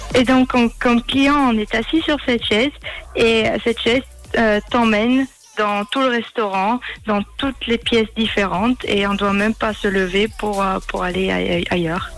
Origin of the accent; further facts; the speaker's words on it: Austria; moved away as an adult; also born or lived in Switzerland / Côte d'Azur; j'ai grandi et je suis née en Autriche